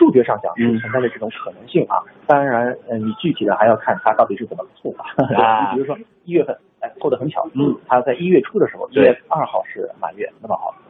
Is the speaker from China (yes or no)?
yes; China; 其实呢，他的那种称呼呢，其实我们中国人对这个还并不陌生，因为我们对朔望月这个周期是非常熟悉。